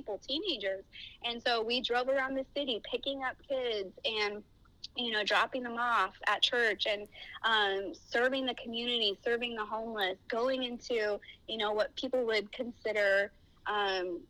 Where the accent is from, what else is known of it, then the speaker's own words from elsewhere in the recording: Miami, Florida, United States; moved away as an adult; now in Orange County, United States; I grew up in Miami, Florida, where my parents were pastors at a church and missionaries